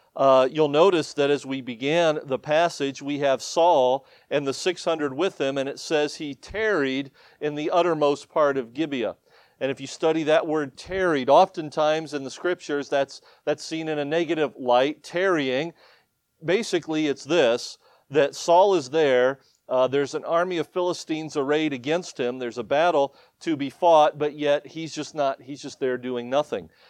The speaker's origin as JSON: {"language": "English", "region": "Ohio", "country": "United States", "tie": "born or raised there", "also_born_or_lived": "Michigan / upstate New York", "moved": "as an adult", "lives_now": "New York, United States", "said": "born and raised in Ohio"}